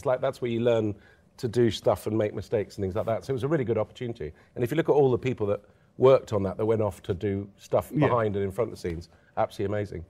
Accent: Lebanon; when I was a kid growing up in Lebanon

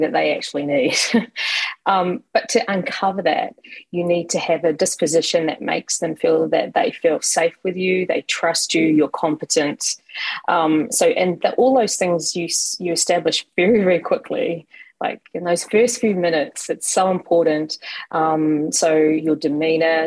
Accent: New Zealand; moved away as an adult; now in Los Angeles, United States; I'm originally from New Zealand, and I'm based in LA, and I've been here 4 years, despite the accent not showing

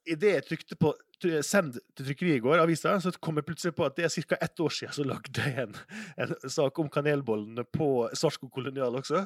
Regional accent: Sunnmøre, Møre og Romsdal, Norway; jeg er oppvokst på Sunnmøre

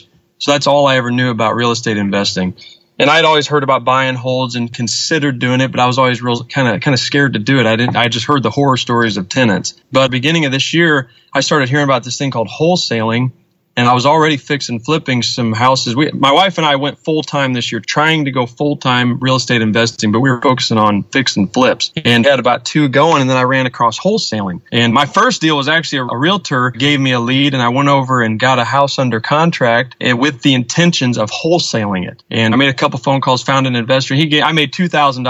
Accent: St. Louis, Missouri, United States; now in Girard, United States; I grew up in St. Louis, and my dad moved us back to our hometown of Girard, Illinois, which is really close to Springfield, and I've lived here since I was 18

